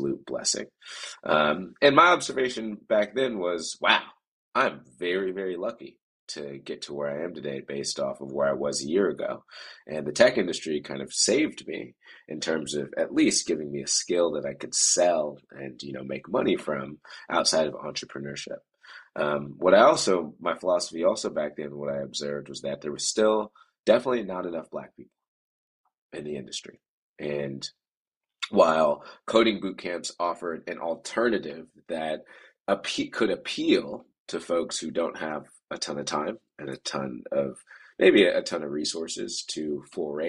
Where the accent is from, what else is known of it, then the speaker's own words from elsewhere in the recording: Oakland, California, United States; I grew up in Oakland, so I was just 15 minutes away from San Francisco